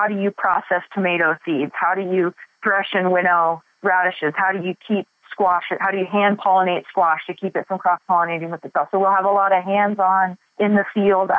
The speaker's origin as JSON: {"language": "English", "town": "Boise", "region": "Idaho", "country": "United States", "tie": "born or raised there", "said": "I was born and raised in Boise"}